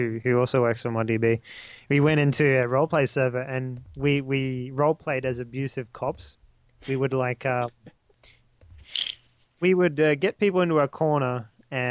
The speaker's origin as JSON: {"language": "English", "country": "Australia", "said": "I'm an Aussie."}